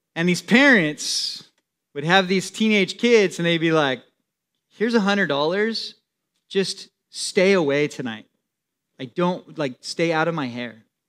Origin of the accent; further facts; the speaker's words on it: San Diego, California, United States; also born or lived in Temecula, California; I grew up in San Diego